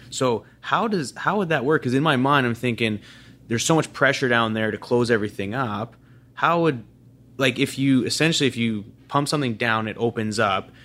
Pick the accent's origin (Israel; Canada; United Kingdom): Canada; Calgary, Alberta; growing up in Calgary